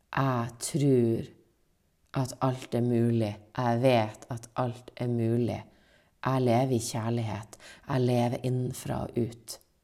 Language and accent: Norwegian; Finnmark, Norway; meg som finnmarking